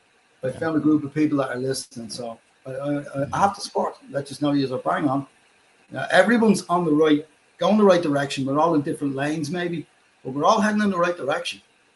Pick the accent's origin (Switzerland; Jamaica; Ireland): Ireland; I can understand you most of the time as an Irishman with a lot of funny friends.